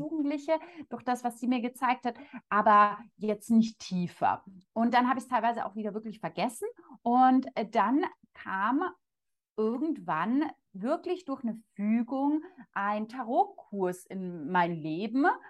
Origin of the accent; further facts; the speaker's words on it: Munich, Bavaria, Germany; komme ich aus München